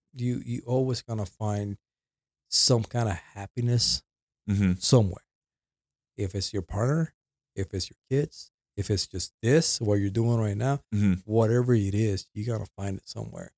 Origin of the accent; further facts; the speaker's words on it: Puerto Rico; accent: Puerto Rican; also born or lived in Dallas, United States; now in Las Cruces, United States; First of all, this accent comes from Puerto Rico, right? So I went from Puerto Rico.